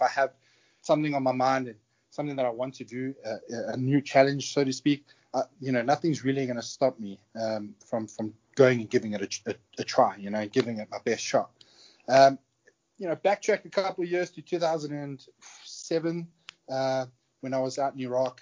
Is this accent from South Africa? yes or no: yes; South Africa; accent: South African; moved away; also born or lived in United Kingdom; I'm a South African born British national. When I was around 20 years old, I decided to join the military in the UK